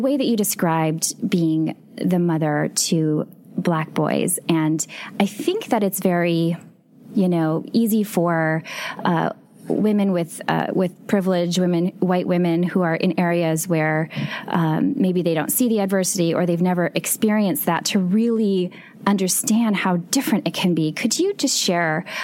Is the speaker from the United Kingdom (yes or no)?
no; Minneapolis, Minnesota, United States; now in Los Angeles, United States; I grew up in the Minneapolis area, and I still consider it home.